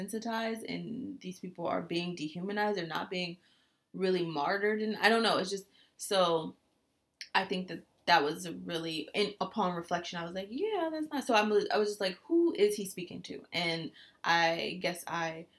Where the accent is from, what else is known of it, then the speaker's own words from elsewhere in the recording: United States; as an American